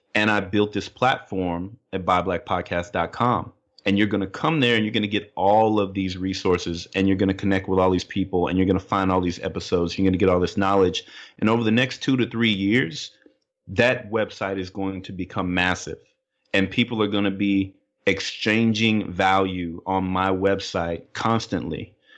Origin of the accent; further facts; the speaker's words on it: Little Rock, Arkansas, United States; moved away; also born or lived in Midwest / California; where I grew up down in Little Rock